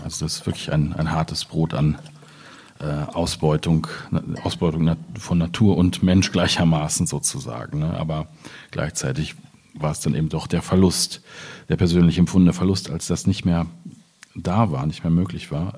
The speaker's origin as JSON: {"language": "German", "town": "Hamm", "region": "North Rhine-Westphalia", "country": "Germany", "tie": "born or raised there", "moved": "yes", "lives_now": "Aachen, Germany", "said": "meiner Heimatstadt Hamm"}